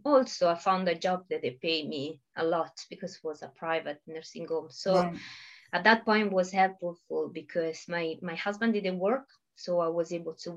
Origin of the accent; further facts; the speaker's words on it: Italy; English is a second language; moved away as an adult; now in United Kingdom; I moved from Italy very disappointed from my country